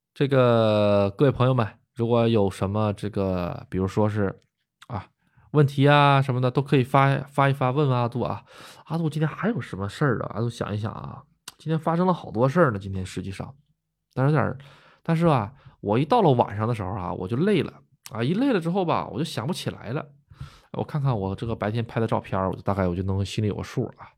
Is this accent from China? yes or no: yes; China; moved away as an adult; now in Japan; 土生土长的国人